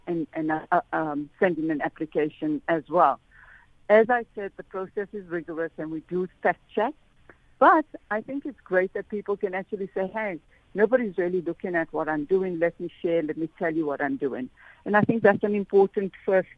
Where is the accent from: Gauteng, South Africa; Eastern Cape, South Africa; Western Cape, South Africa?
Gauteng, South Africa; Johannesburg; I'm from the Fordsburg community, you know, where the Oriental Plaza is in Fordsburg